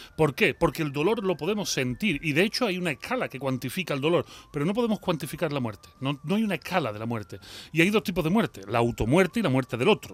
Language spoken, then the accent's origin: Spanish; Seville, Andalusia, Spain; accent: Sevillian; moved away as an adult; also born or lived in Mexico; yo soy de Sevilla, si yo me crio en la Macarena